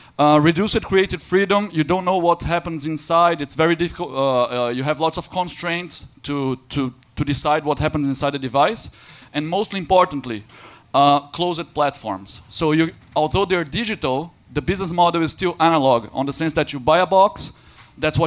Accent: Brazil; now in Berlin, Germany; also from Berlin. And I'm not German, I'm Brazilian

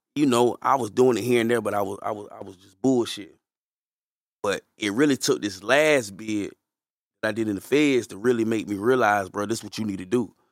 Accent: Fayetteville, North Carolina, United States; I'm from Fayetteville

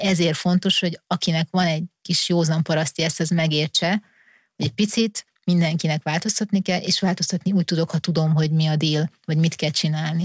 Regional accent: Hungary; magyarok vagyunk

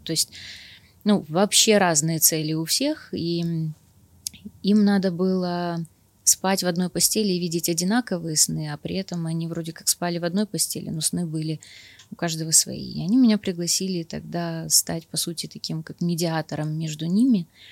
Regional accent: Kyiv, Ukraine; я киевлянка, я живу в Киеве

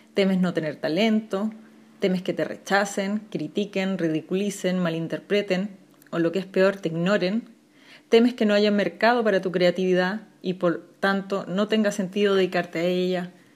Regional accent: Chile; soy una ilustradora chilena

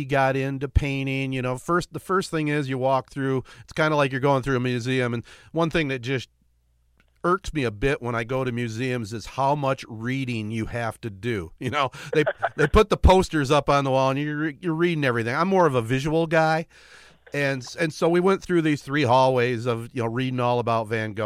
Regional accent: Michigan, United States; we're all from Michigan

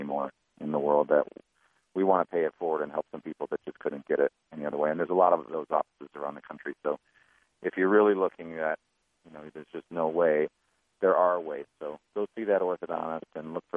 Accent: Lake Orion, Michigan, United States; I grew up around Metro Detroit in a very blue-collar town called Lake Orion, Michigan

